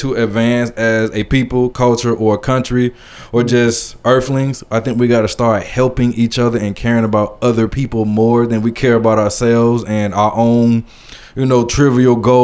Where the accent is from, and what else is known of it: the South, United States; born or raised there